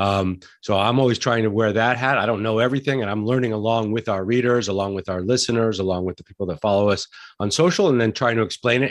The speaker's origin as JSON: {"language": "English", "town": "Santa Fe", "region": "New Mexico", "country": "United States", "tie": "born or raised there", "said": "I grew up in Santa Fe, New Mexico, which is a fantastic restaurant town"}